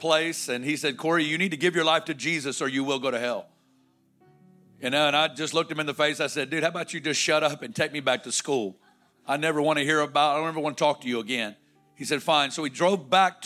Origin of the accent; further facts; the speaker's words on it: Northwest Arkansas, United States; I'm from Northwest Arkansas